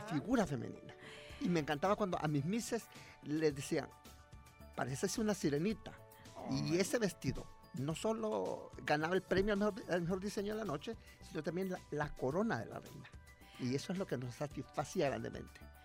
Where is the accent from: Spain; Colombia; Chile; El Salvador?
El Salvador